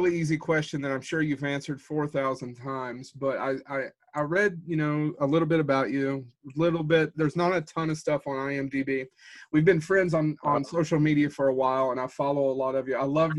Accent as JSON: {"language": "English", "region": "Kentucky", "country": "United States", "said": "We're from Kentucky, sure, so we have that whole Southern hospitality kind of thing."}